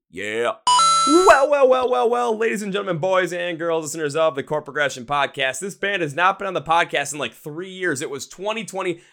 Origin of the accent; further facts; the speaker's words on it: Wisconsin, United States; I'm from Wisconsin myself